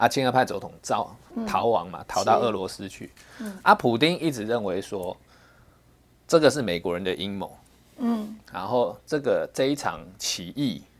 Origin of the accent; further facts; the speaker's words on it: Taiwan; 其实我们台湾人很多人有这样了，你把我当成中国人，我感觉更小。